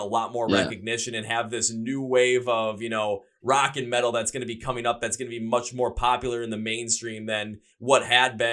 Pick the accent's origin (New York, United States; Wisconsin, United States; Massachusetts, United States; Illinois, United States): Wisconsin, United States; Milwaukee; my hometown Milwaukee